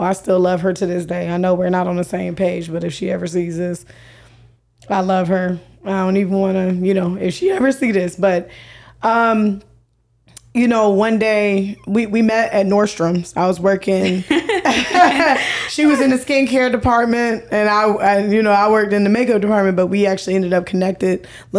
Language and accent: English; Jacksonville, Florida, United States; Okay, so I'm from Jacksonville, Florida, of course.